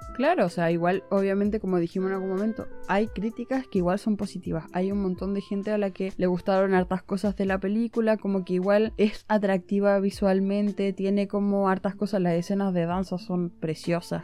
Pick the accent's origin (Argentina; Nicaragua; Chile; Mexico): Chile; southern Chile; yo soy del sur de Chile